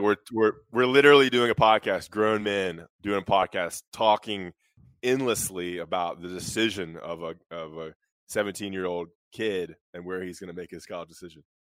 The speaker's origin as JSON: {"language": "English", "town": "Greensboro", "region": "North Carolina", "country": "United States", "tie": "born or raised there", "said": "I grew up in Greensboro"}